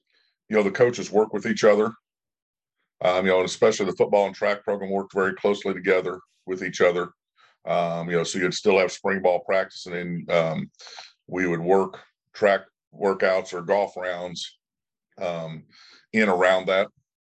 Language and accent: English; Trenton, Missouri, United States; In fact, I was born in Trenton, Missouri. I actually went to school at Mercer and Ravana schools.